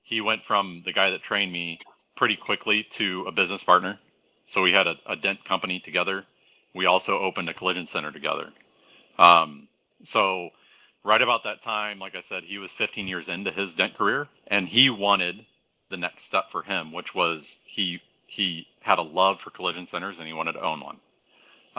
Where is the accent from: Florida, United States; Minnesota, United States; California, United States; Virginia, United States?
Florida, United States; Orlando; now in St. Louis, United States; I'm from Orlando, born and raised.